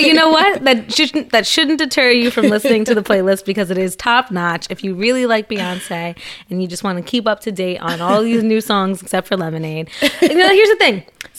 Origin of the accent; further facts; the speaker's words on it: New Jersey, United States; New Jersey.